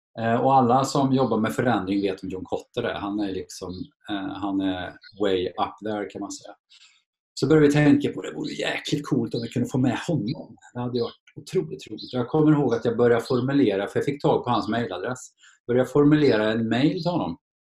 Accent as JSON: {"language": "Swedish", "town": "Torsby", "region": "Värmland", "country": "Sweden", "tie": "born or raised there", "also_born_or_lived": "Karlstad", "said": "Jag föddes faktiskt i Karlstad men jag flyttade snabbt till Torsby"}